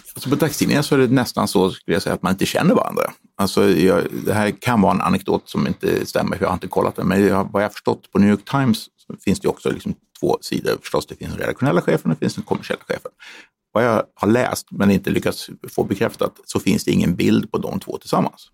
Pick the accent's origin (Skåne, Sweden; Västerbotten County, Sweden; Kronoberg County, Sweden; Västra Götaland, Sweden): Västerbotten County, Sweden; Umeå; moved away; also born or lived in Stockholm; jag är född i Stockholm men uppvuxen i Umeå